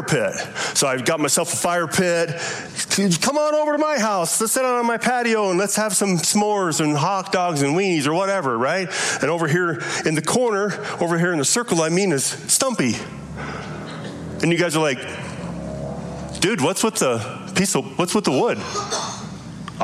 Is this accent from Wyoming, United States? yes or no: yes; Lovell, Wyoming, United States; I grew up in Lovell, Wyoming, in a Mormon home